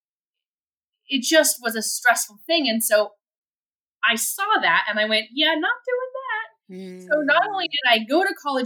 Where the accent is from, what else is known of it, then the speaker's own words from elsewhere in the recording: United States; moved away as an adult; I'm still an American